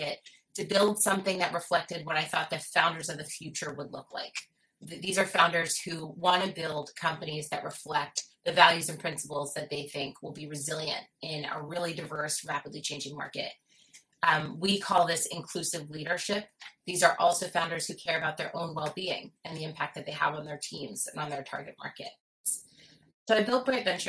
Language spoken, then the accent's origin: English; Philadelphia, Pennsylvania, United States; I'm from Philadelphia, and I've spent most of my life and career on the East Coast of the U.S.